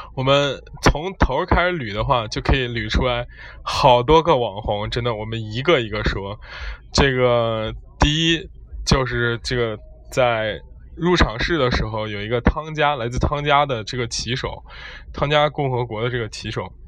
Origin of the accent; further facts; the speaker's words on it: China; 我们国家